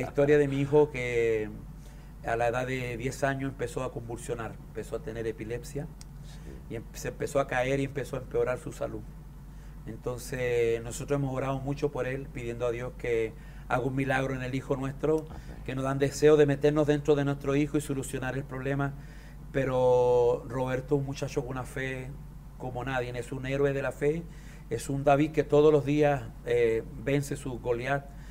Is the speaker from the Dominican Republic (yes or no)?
no; Chile; Yo soy andino de Chile